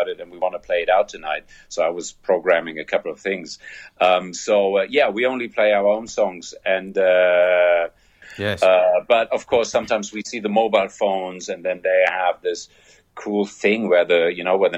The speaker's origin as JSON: {"language": "English", "country": "Germany", "accent": "German", "second_language": "English", "said": "I'm German"}